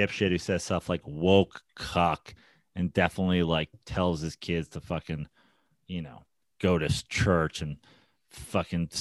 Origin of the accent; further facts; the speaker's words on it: United States; I'm from America